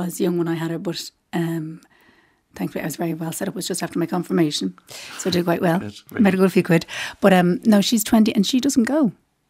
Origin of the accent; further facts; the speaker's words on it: Dublin, Leinster, Ireland; I'm from Rathfarnham.